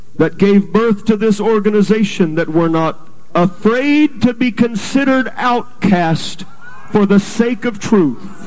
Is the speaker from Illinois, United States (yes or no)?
no; California, United States; moved away as an adult; also born or lived in Texas / Canada; now in Calgary, Canada; was born and raised in California, went to Texas, got a good wife and a license with the UPC, went to Canada, been there for 12 years